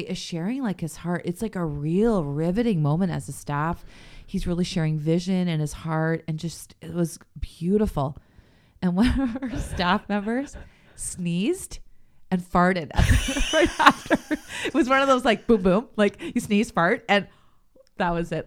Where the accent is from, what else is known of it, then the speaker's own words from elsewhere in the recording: St. Catharines, Ontario, Canada; I grew up in Saint Catharines